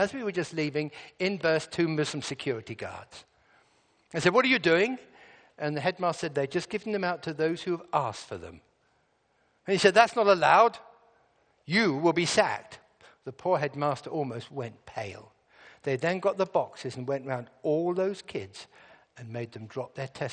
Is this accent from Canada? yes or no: no; England, United Kingdom; I'm from England.